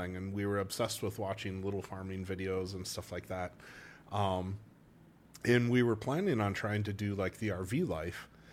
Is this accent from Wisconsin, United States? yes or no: yes; Wausau, Wisconsin, United States; accent: Wisconsin; moved away as an adult; also born or lived in North Carolina / Milwaukee / Eau Claire / Saint Louis; when I was six, we moved to Wausau, which is the center of the state